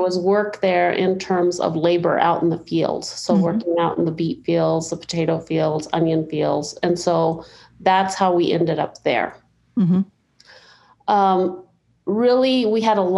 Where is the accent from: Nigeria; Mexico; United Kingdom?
Mexico; now in United States; I was born in Mexico in a little adobe home, two rooms, kitchen and bedroom.